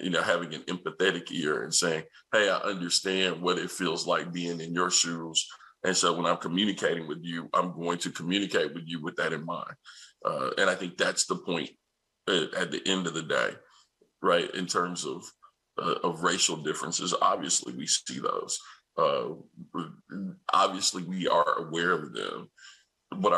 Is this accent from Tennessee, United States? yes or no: yes; Nashville, Tennessee, United States; I'm from Nashville, Tennessee, and I grew up watching one of my favorite programs, which is Hee Haw